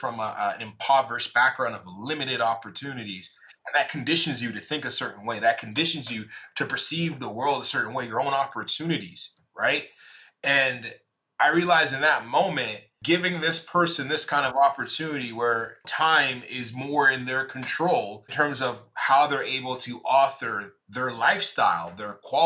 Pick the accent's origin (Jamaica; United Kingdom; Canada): Jamaica; I'm Jamaican